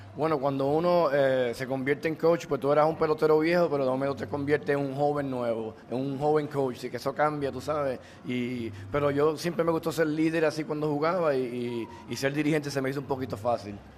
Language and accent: Spanish; Florida, Puerto Rico; mi pueblito de Florida